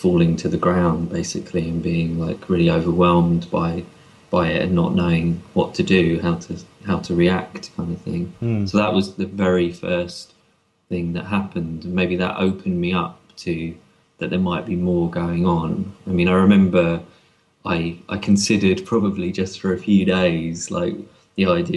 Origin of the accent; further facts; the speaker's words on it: London, United Kingdom; growing up in London